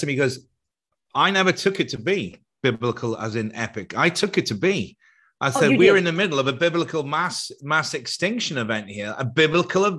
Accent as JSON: {"language": "English", "country": "Ireland", "tie": "born or raised there", "said": "I grew up in Catholic Ireland"}